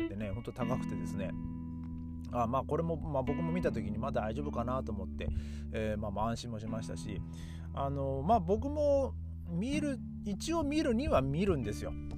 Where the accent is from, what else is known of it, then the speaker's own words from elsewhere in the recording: Japan; moved away as an adult; now in Berlin, Germany; いや日本人だよ